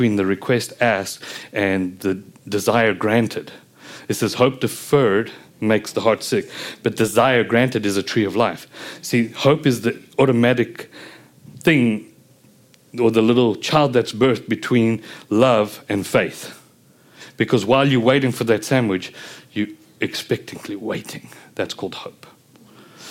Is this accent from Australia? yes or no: no; South Africa; being South African